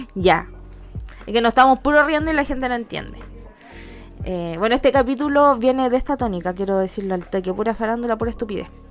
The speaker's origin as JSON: {"language": "Spanish", "town": "Temuco", "region": "Araucanía", "country": "Chile", "tie": "born or raised there", "moved": "yes", "said": "mi liceo no estaba en el centro, estaba como lejos del centro, de mi pueblito allá Temuco"}